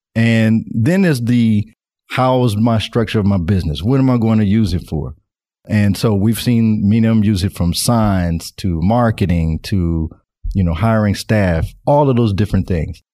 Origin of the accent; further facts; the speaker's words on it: Nashville, Tennessee, United States; moved away as an adult; now in Northwest Arkansas, United States; I'm originally from Nashville, Tennessee, and I moved to Northwest Arkansas about three, four years ago